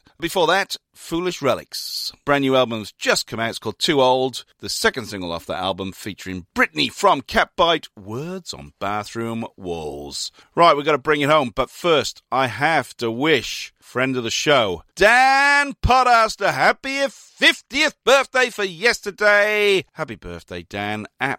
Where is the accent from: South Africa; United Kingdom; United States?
United Kingdom; Newport, Wales; now in Melbourne, Australia; from my neck of the woods, Cardiff, South Wales. I'm from Newport, really